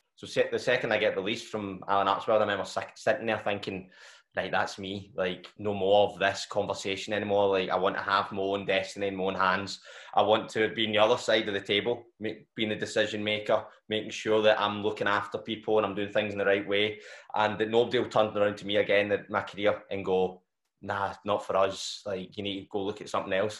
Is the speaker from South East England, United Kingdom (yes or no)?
no; Glasgow, Scotland, United Kingdom; I, I haven't ventured far still the south side